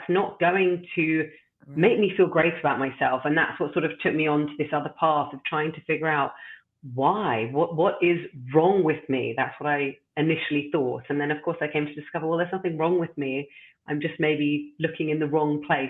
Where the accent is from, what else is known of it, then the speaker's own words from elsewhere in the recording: London, United Kingdom; moved away as an adult; now in Amsterdam, Netherlands; I'm originally from London. And as I mentioned to you just before, I've now been living in the beautiful city of Amsterdam for 11 years.